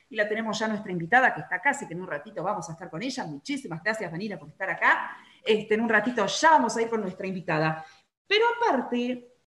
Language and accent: Spanish; Córdoba, Argentina; 8.40 y soy cordobés.